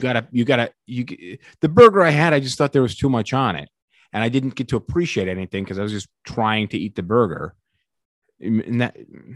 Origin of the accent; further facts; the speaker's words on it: United States; as an American